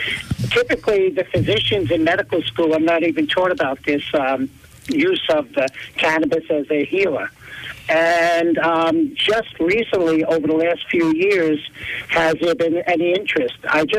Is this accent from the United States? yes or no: yes; East Stroudsburg, Pennsylvania, United States; I'm actually from East Stroudsburg.